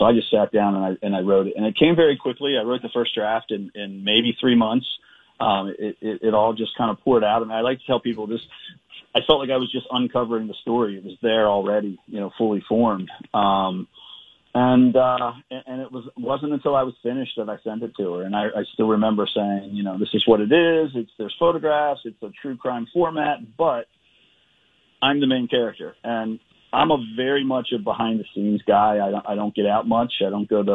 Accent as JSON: {"language": "English", "town": "Edgewood", "region": "Maryland", "country": "United States", "tie": "born or raised there", "said": "my hometown of Edgewood, Maryland, back in the summer of 1988. And at the time I just graduated from college and I moved back to Edgewood into the house I grew up in with my parents."}